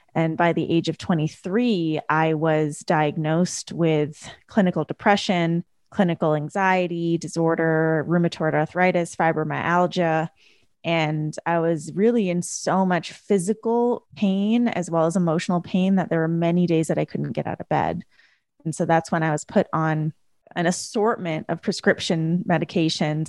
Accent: Canada; I grew up in a first generation family in Canada. So my parents, after they got married, immigrated to Canada and I was born in Canada

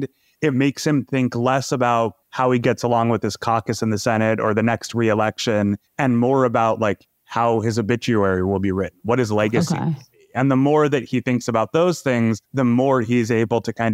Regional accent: Massachusetts, United States; I grew up in Massachusetts.

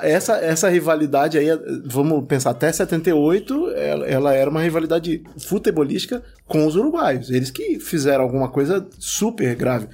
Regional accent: Espírito Santo, Brazil; eu sou velho e fui criado no Espírito Santo

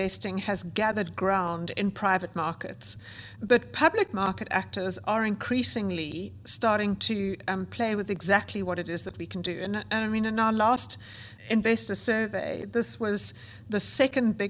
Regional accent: South Africa; I grew up, as you can gather from my accent, in South Africa

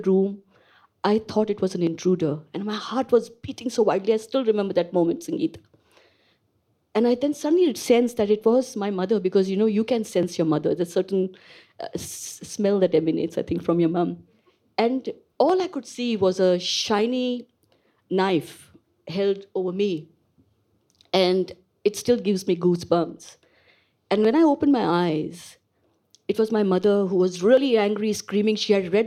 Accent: India; moved away as an adult; I am born and bred in India. So I grew up in India

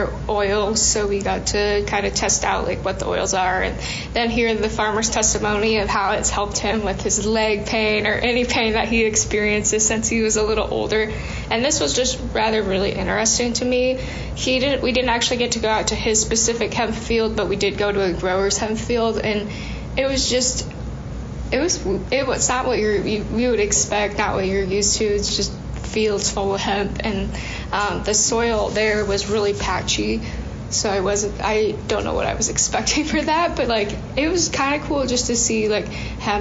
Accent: Clarion, Iowa, United States; I'm originally from Clarion, Iowa.

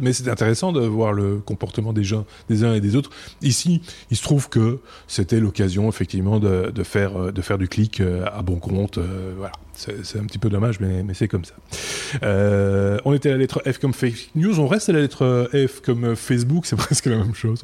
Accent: Belgium; près de chez nous, en Belgique

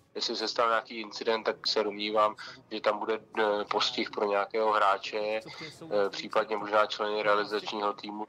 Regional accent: Czechia; protože jsem Čech

